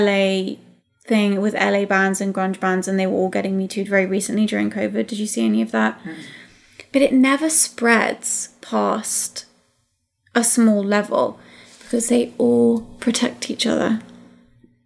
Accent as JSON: {"language": "English", "country": "United Kingdom"}